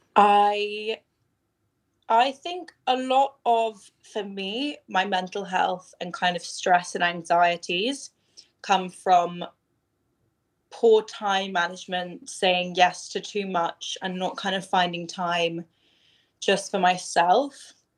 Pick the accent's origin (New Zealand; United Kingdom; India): United Kingdom; London; growing up in London was it was amazing